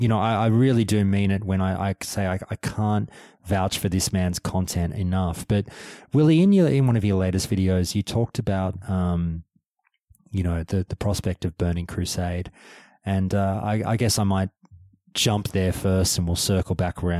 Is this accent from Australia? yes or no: yes; Australia; I'm an Australian